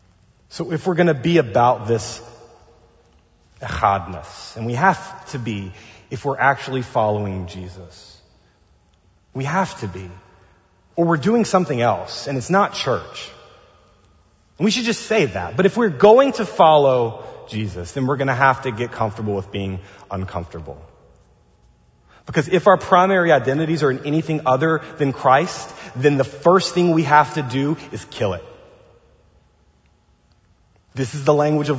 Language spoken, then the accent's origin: English; the South, United States; now in Pasadena, United States; I grew up inside of a Southern Baptist tradition in the South